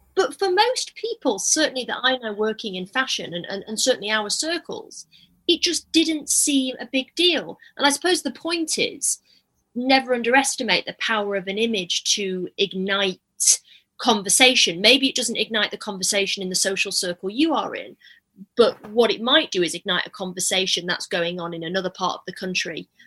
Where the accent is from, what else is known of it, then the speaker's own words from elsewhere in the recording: Manchester, North West England, United Kingdom; now in London, United Kingdom; I'm from Manchester originally